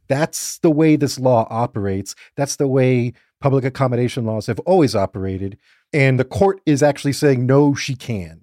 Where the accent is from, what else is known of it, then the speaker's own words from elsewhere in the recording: Fort Lauderdale, Florida, United States; growing up in Fort Lauderdale